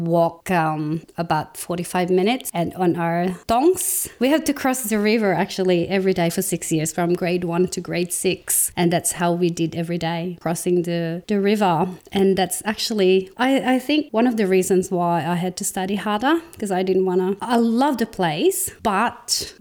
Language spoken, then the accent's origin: English; Cagayan Valley, Philippines; moved away as an adult; now in Tasmania, Australia; I grew up in the Philippines, and that's up north of the country. It's about 14 to 16 hour drive from Manila, where the capital city of the Philippines, and it's called Cagayan Valley.